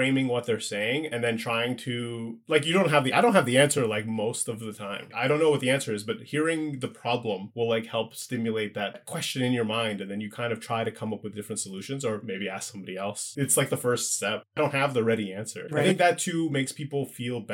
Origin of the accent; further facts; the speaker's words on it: Ottawa, Ontario, Canada; moved away; I grew up in Ottawa, so it's like I'm used to being in like a small house